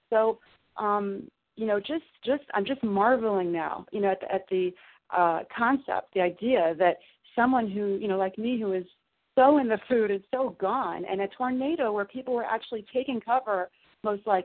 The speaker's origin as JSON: {"language": "English", "region": "Southern Illinois", "country": "United States", "tie": "born or raised there", "said": "I grew up in Southern Illinois"}